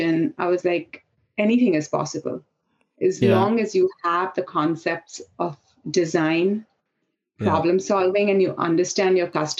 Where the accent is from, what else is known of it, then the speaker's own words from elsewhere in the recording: India; moved away as an adult; growing up in India